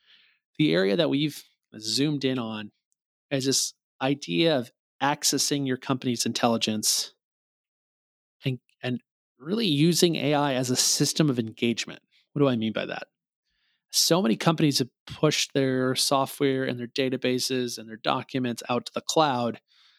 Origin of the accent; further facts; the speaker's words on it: Missouri, United States; So you pull up a license plate in my home state, Missouri is the show me state.